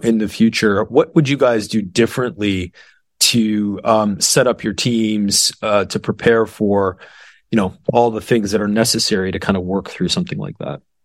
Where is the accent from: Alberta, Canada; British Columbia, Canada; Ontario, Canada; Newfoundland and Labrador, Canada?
Ontario, Canada; Toronto; now in Texas, United States; I'm from Toronto